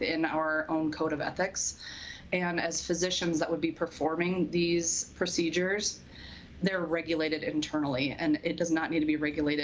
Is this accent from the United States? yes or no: yes; Spearfish, South Dakota, United States; I grew up in Spearfish, attending USD for both college and medical school. I'm a South Dakota woman